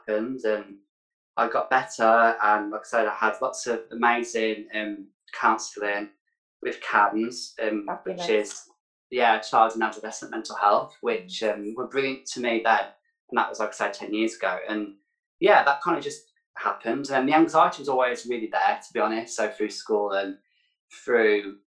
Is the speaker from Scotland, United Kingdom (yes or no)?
no; Birmingham, West Midlands, United Kingdom; author, a public speaker, mental health advocate from Birmingham. Yeah, I'm from the West Midlands.